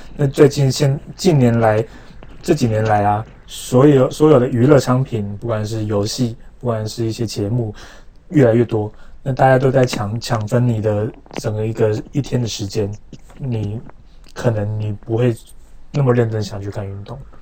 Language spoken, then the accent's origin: Chinese; Taiwan; 我们台湾